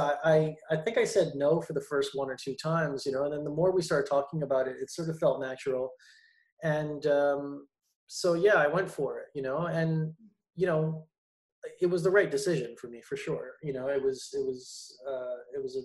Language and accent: English; Montreal, Quebec, Canada; moved away; also born or lived in Toronto; I was born and raised in Montreal